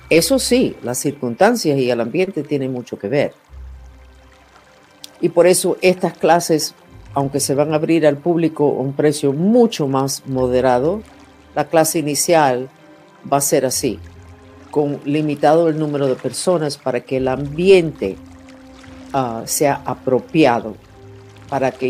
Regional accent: Germany; born there; Y ha sido la razón por la cual nací. Nací en Alemania en un programa, literalmente, de investigaciones sobre el potencial humano.

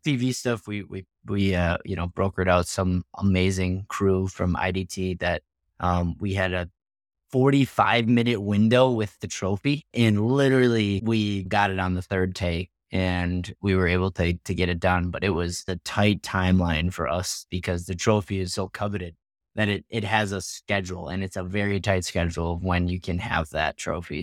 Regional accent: Wisconsin, United States; I'm from Wisconsin

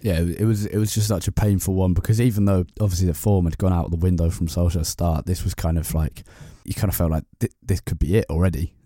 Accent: London, United Kingdom; I grew up around the Emirates

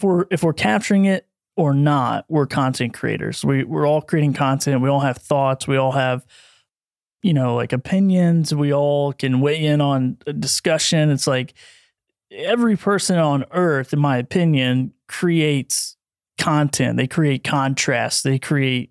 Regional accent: Bristol, United States; also born or lived in St. Louis; went back to my hometown, and at that time was Bristol, Tennessee, Virginia

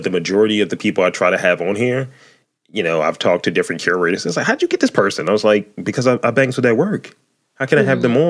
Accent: Baltimore, Maryland, United States; I'm from East Baltimore.

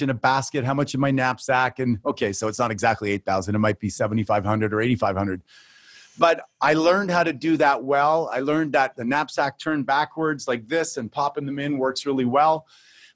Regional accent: Canada; also born or lived in Phoenix, Arizona; I come from Canada

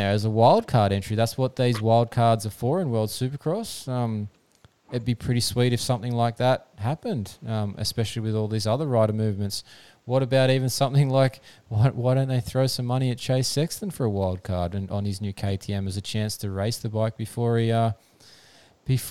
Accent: Australia; as an Aussie fan

